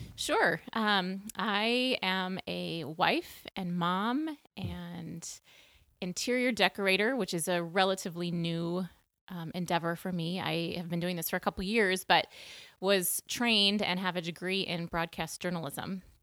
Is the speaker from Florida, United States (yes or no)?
no; Minneapolis, Minnesota, United States; moved away as an adult; also born or lived in Montana / Peoria, Illinois; back to Minneapolis, my hometown where I grew up.